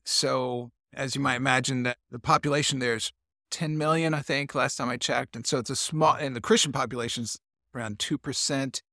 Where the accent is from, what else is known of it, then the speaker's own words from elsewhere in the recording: Columbus, Indiana, United States; moved away as an adult; also born or lived in Hungary; my hometown, Columbus, Indiana